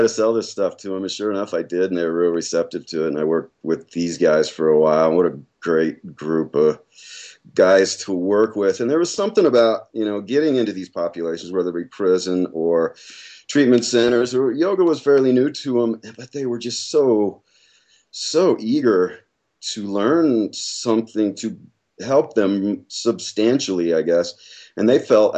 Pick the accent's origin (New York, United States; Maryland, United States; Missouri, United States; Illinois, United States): Illinois, United States; also born or lived in Portland / Phoenix, Arizona / Boulder, Colorado; now in Flagstaff, United States; I'm from Illinois originally.